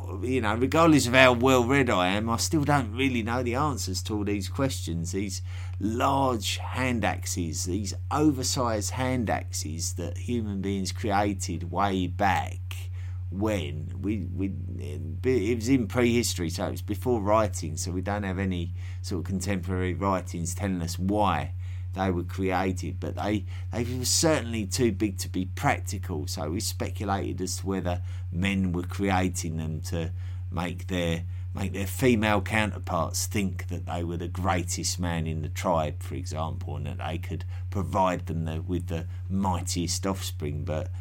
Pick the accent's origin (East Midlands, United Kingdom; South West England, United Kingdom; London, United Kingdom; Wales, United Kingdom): London, United Kingdom; accent: Cockney; now in United States; Despite my Eastern European last name, I grew up in Margaret Thatcher's England, a proper little Cockney boy in central London. When my family emigrated to the US in the 80s